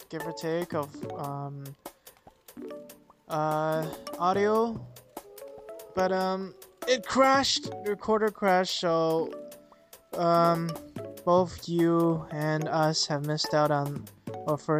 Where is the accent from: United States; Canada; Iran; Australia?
Canada; We're too Canadian for that.